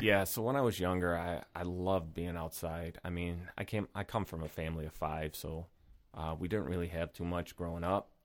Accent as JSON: {"language": "English", "town": "Rochester", "region": "New York", "country": "United States", "tie": "born or raised there", "said": "born and raised in Rochester"}